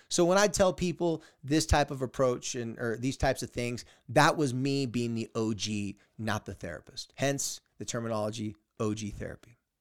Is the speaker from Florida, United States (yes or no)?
no; San Diego, California, United States; my hometown and my area in San Diego, California